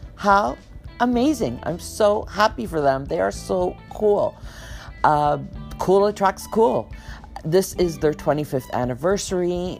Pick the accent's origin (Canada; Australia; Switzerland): Canada; As a Canadian